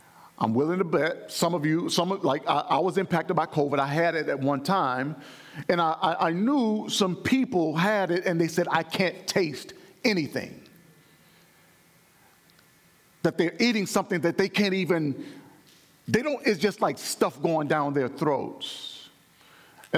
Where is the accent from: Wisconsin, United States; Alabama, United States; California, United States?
Alabama, United States; my home church growing up in Alabama